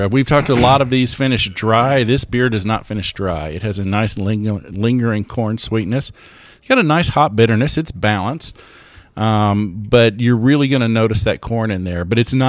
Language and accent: English; Tennessee, United States; I'm proud that it's brewed right down the street in my hometown.